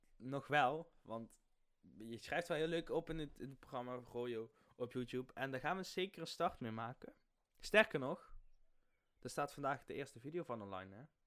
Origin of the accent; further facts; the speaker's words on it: Limburg, Netherlands; accent: Limburgish; mijn limburgse accent